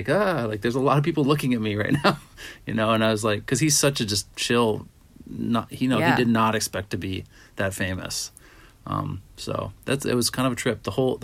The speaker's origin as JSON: {"language": "English", "town": "Pittsburgh", "region": "Pennsylvania", "country": "United States", "also_born_or_lived": "Minnesota / Honolulu", "said": "I come from Pittsburgh and Minnesota and."}